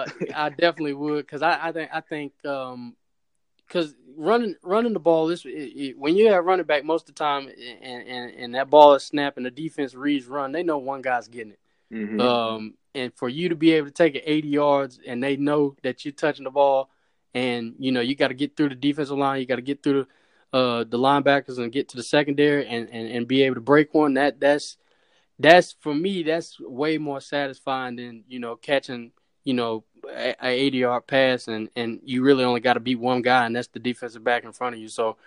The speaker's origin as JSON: {"language": "English", "town": "Charlotte", "region": "North Carolina", "country": "United States", "tie": "born or raised there", "said": "For me, it's North Carolina is a basketball state. So for me, a lot of emphasis was on basketball when I was younger, just with Duke and North Carolina."}